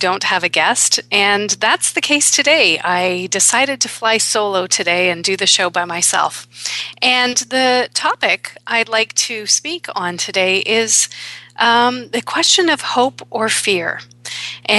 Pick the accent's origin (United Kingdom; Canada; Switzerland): Canada; also born or lived in Toronto; I am Canadian